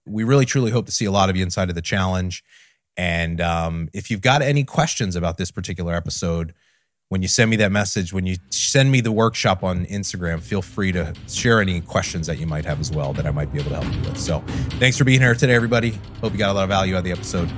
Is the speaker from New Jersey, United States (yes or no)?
yes; New Jersey, United States; I grew up in South Jersey in the middle of something called the Pine Barrens